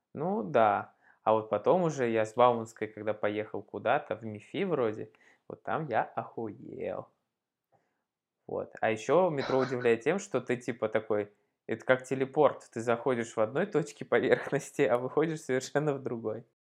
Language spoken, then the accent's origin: Russian; Leninogorsk, Tatarstan, Russia; now in Moscow, Russia; Я родился в маленьком городе в Татарстане. Называется этот город Лениногорск